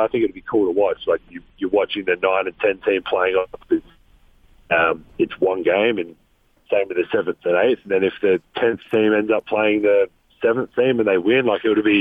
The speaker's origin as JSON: {"language": "English", "country": "Australia", "accent": "Australian"}